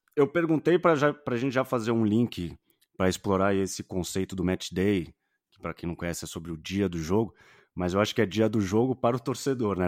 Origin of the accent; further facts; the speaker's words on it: Santos, São Paulo, Brazil; now in São Paulo, Brazil; eu sou de Santos, né? Moro uhum. em São Paulo capital